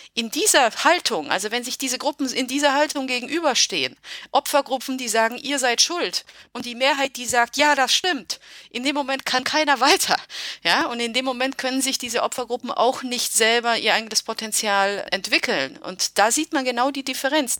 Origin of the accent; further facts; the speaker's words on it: Germany; also born or lived in Romania; Ich bin in Rumänien geboren und bin mit neun Jahren nach Deutschland gekommen